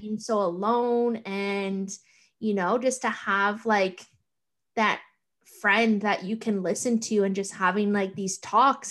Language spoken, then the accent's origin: English; Thunder Bay, Ontario, Canada; moved away as an adult; now in Toronto, Canada; I'm from Thunder Bay